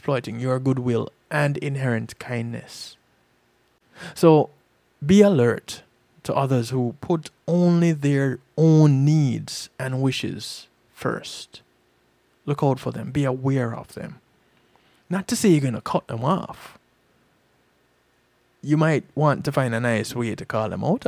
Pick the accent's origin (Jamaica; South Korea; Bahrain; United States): Jamaica; We Jamaicans are very familiar with bad mind